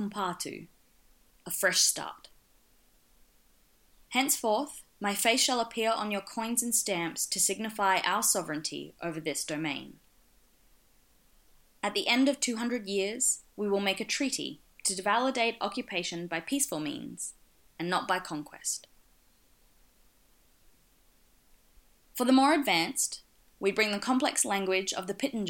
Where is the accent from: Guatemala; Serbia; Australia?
Australia; Gubbi Gubbi country, Queensland; now in Brisbane, Australia; I was born and raised on Gubbi Gubbi country, and I live and work on Turrbal in Nyagara country.